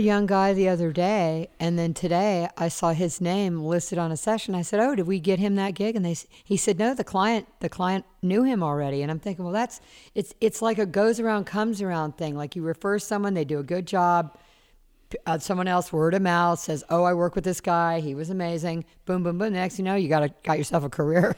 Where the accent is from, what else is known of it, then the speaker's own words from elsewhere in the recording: Charleston, South Carolina, United States; now in Los Angeles, United States; And I grew up in Charleston, South Carolina. I grew up on the water. I've lived in L A now almost forty years.